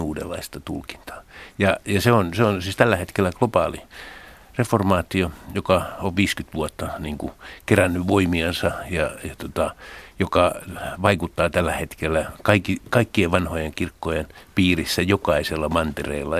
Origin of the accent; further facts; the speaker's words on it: Helsinki, Uusimaa, Finland; mä oon Helsingistä pääkaupunkiseudulta